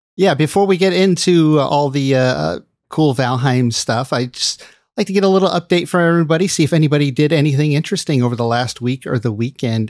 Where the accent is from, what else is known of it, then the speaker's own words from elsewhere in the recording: Los Angeles, California, United States; moved away as an adult; now in San Francisco Bay Area, United States; I grew up in L A, but I left when I just barely entered adulthood